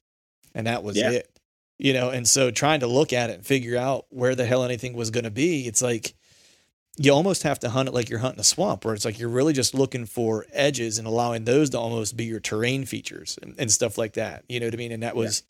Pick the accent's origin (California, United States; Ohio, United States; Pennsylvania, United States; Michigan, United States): Pennsylvania, United States; Western; now in Eastern Pennsylvania, United States; I live in Eastern PA. I grew up in Western PA